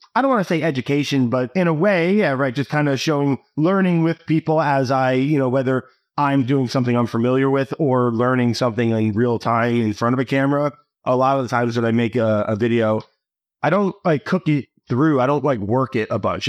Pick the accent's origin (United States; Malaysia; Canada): United States; New Jersey; I grew up in New Jersey